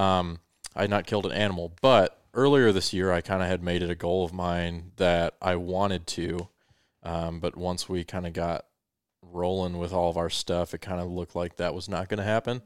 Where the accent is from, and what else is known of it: Colorado, United States; born or raised there; also born or lived in Victorville, California